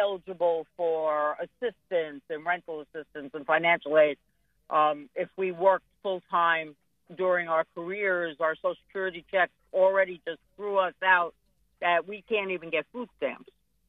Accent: New York, United States; now in Florida, United States; No. I came from New York originally. But it's been over 20 years. But now my family is here.

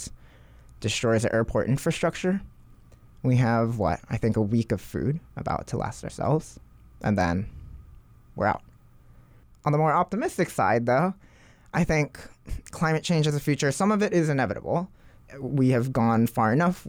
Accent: Hawaii, United States; Growing up in Hawaii

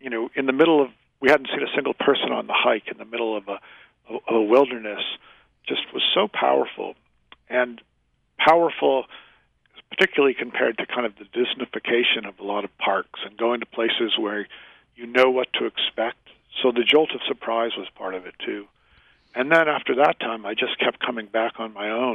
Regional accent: Worcester, Massachusetts, United States; I grew up in Massachusetts.

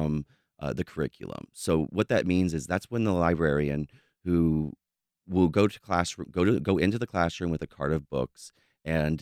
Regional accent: Jacksonville, Florida, United States; I'm from Duval County Schools

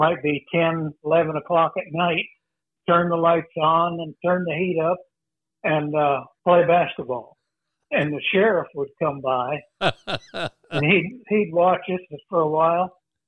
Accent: Onida, South Dakota, United States; Well, in our house, we didn't have an indoor toilet until I was a junior in high school.

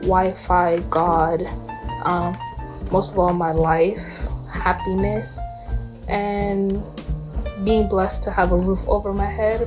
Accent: Arizona, United States; I am from Arizona, born and raised.

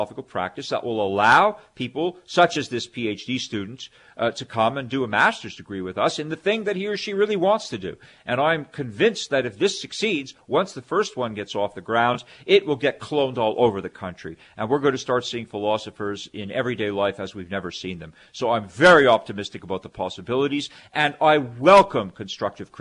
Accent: Canada; now in United States; as a Canadian, I'm a dual citizen. Originally from Canada, now I'm, you know, many years I've been in the U.S. living here, working here, and I'm naturalized

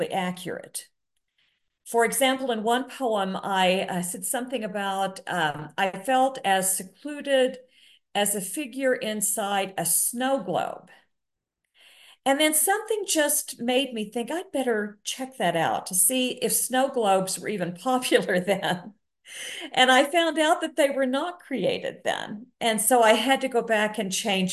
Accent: Oklahoma, United States; I grew up in Oklahoma

